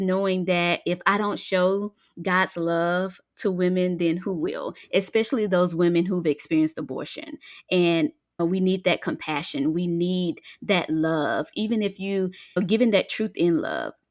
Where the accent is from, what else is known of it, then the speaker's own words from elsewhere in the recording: Mississippi Delta, United States; moved away as an adult; now in Georgia, United States; I am originally from Mississippi, a Delta girl, born and raised in the country, and now I am a Georgia peach. I've been here for about seventeen years